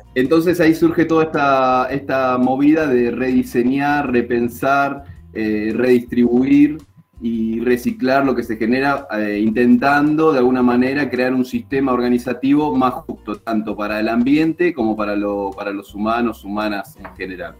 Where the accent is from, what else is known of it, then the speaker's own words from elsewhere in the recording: Río Negro, Argentina; moved away as an adult; also born or lived in Bahía Blanca; now in Villa La Angostura, Argentina; me crié en el Río Negro